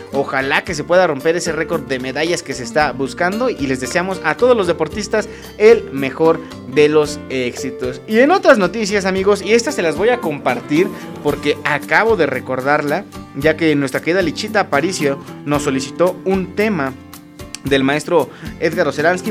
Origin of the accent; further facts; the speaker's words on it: Acambay, State of Mexico, Mexico; also born or lived in Toluca; los que somos de aquí de Acambay